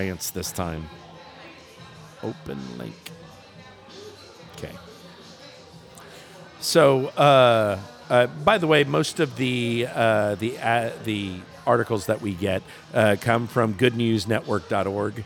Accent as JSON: {"language": "English", "town": "Houston", "region": "Texas", "country": "United States", "tie": "born or raised there", "said": "I grew up in Houston"}